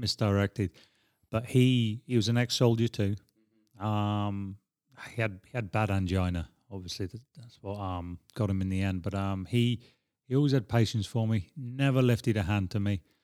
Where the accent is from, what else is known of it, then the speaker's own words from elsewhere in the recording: Edinburgh, Scotland, United Kingdom; now in Prague, Czech Republic; I grew up in West Hales